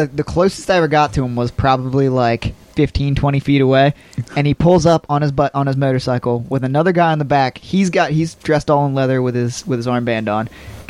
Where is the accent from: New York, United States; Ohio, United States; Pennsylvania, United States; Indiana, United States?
Pennsylvania, United States; Johnstown; When I grew up in Johnstown